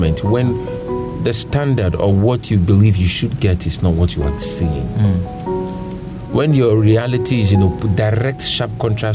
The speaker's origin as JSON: {"language": "English", "country": "Nigeria", "said": "I'm a Nigerian"}